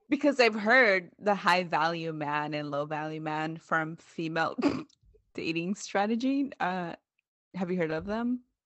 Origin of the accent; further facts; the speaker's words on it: Oakland, California, United States; moved away; also born or lived in Central Valley, California; I moved from Oakland to the Central Valley of California